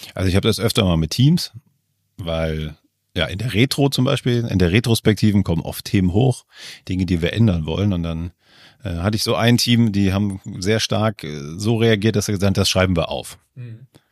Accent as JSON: {"language": "German", "country": "Germany", "tie": "born or raised there", "said": "in Deutschland aufgewachsen"}